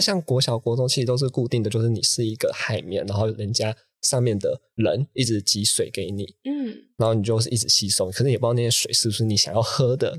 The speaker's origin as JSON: {"language": "Chinese", "region": "Taichung", "country": "Taiwan", "tie": "born or raised there", "said": "我自己本身我是台中西屯区长大的"}